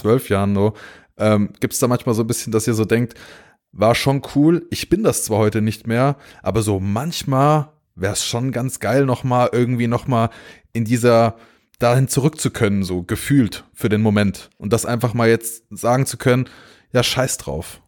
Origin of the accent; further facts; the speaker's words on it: Pohlheim, Hesse, Germany; ich bin äh, in der Nähe von Gießen äh, aufgewachsen